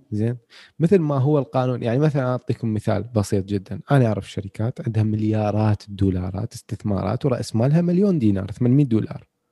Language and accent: Arabic; Iraq; احنا عندنا بالعراق